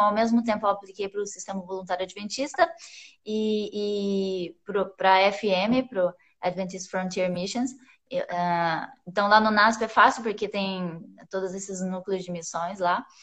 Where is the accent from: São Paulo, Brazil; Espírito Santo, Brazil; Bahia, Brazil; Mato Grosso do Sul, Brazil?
Mato Grosso do Sul, Brazil; Campo Grande; Eu nasci em Campo Grande, Mato Grosso do Sul. Uh, morei em várias cidades lá, que eu sou filha de pastor, meio nômade.